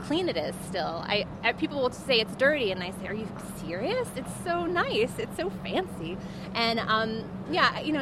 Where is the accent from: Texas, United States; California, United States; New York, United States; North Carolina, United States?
New York, United States; I grew up on St. Mark's between 1st and 2nd, which people call the nice block